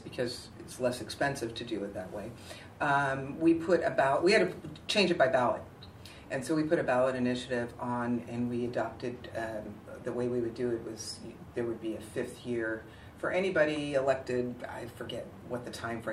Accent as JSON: {"language": "English", "town": "Daly City", "region": "California", "country": "United States", "tie": "born or raised there", "also_born_or_lived": "Millbrae, California", "said": "Well, I grew up in Daly City until seventh grade. And then we moved to Millbrae when I was in seventh grade"}